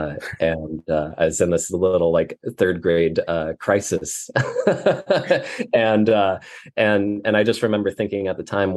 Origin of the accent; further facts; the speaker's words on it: Fremont, Nebraska, United States; moved away as an adult; also born or lived in Los Angeles, California; I grew up in Fremont, Nebraska.